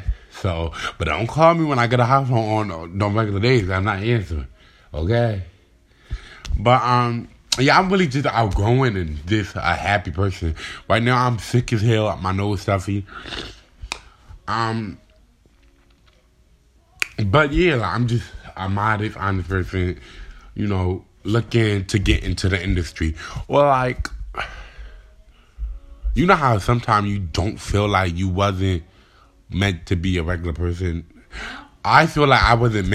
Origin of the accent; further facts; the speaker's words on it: Delaware, United States; I'm from Delaware